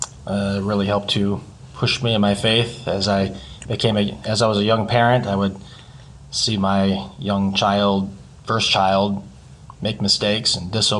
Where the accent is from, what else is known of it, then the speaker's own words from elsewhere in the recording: Grand Haven, Michigan, United States; also born or lived in Pensacola, Florida; I was born and raised in Grand Haven